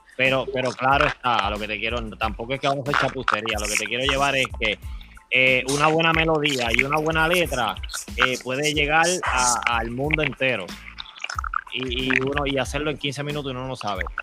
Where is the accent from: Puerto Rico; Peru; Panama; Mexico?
Puerto Rico; moved away as an adult; now in United States; Somos de Puerto Rico y ahora mismo estamos en los Estados Unidos